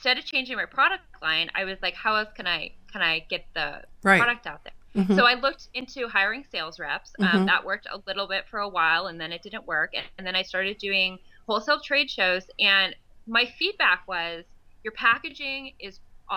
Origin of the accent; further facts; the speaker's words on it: East Coast, United States; I'm from the East Coast